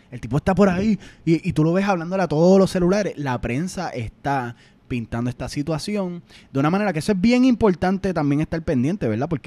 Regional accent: Puerto Rico; nosotros los puertorriqueños jugamos mucho Call of Duty.

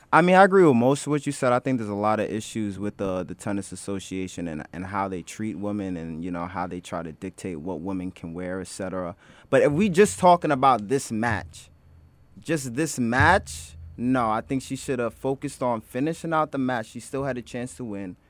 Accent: New York City, New York, United States; I'm a Harlem native

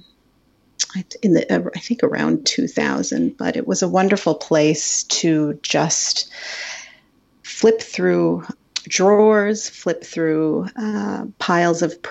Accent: Stamford, Connecticut, United States; I grew up in suburbia in Stamford, Connecticut, not so outside, not too far outside of New York City

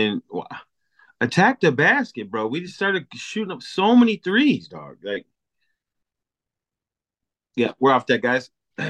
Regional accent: Milwaukee, Wisconsin, United States; we're both from Milwaukee

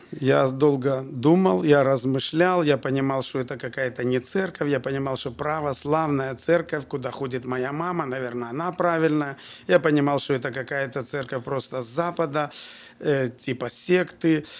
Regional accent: Bobruisk, Mogilev Region, Belarus; also born or lived in Kazakhstan / Kyrgyzstan; с четвёртого по десятый класс я учился в Бобруйске и, в принципе, там закончил школу

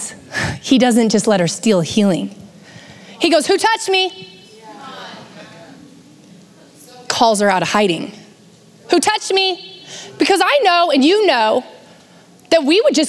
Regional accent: United States; born and raised in the United States

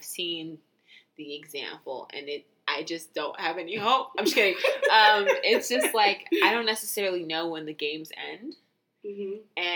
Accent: Los Angeles, California, United States; moved away as an adult; now in Atlanta, United States; I grew up in a predominantly white area in LA County. So, mm-hmm. I grew up in Northridge

